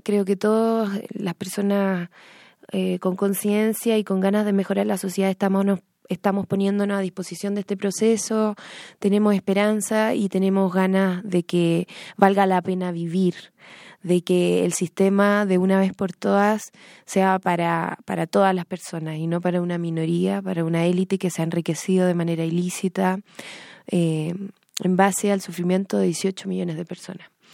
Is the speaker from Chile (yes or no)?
yes; Chile; moved away; todos los chilenos que estamos en el exterior